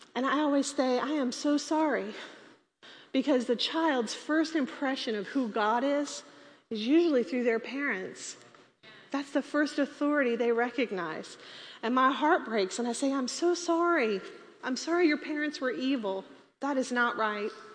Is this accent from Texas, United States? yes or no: yes; Texas, United States; We're all from Texas